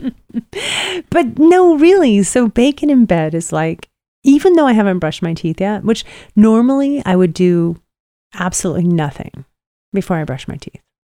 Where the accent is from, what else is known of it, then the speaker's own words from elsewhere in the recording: Pacific Northwest, United States; moved away; growing up in the Pacific Northwest